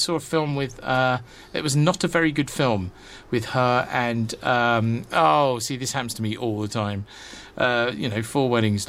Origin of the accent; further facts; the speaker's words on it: England, United Kingdom; you could tell I'm English, can't you?